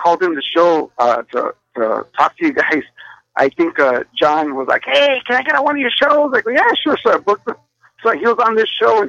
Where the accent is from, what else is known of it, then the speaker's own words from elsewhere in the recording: Monterrey, Nuevo León, Mexico; I'm from Monterrey, man. I'm the cheapest.